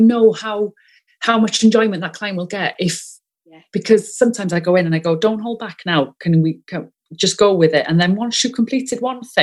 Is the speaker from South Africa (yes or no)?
no; Wales, United Kingdom; accent: Welsh; first language Welsh; English is a second language; I'm first language Welsh, you may be able to tell from my accent